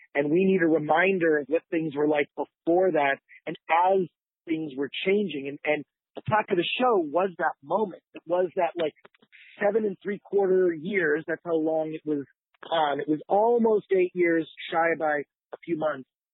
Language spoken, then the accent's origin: English; Detroit, Michigan, United States; I grew up in Detroit